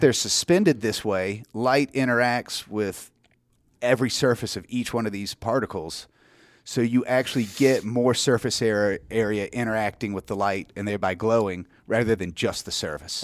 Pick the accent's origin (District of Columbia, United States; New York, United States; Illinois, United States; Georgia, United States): Georgia, United States; now in South Carolina, United States; I grew up in Georgia. I live in South Carolina now in the, the Highlands.